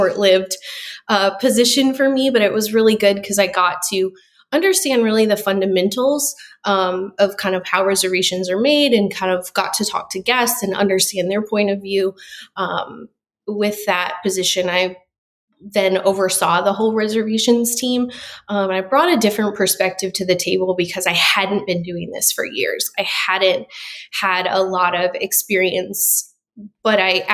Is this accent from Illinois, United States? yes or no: yes; Rockford, Illinois, United States; moved away as an adult; also born or lived in Chicago, Illinois; now in Gulf Shores, United States; I'm originally from Rockford, Illinois, which is a suburb right outside of Chicago, born and raised there.